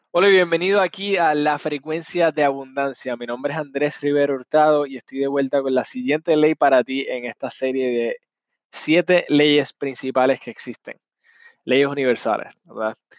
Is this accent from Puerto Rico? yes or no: yes; Puerto Rico; Yo soy puertorriqueño